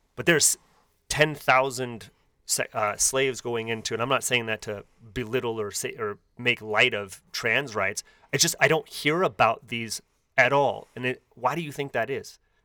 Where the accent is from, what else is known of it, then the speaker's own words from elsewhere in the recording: Bay Area, near Oakland, California, United States; growing up in the Bay Area, right outside of Oakland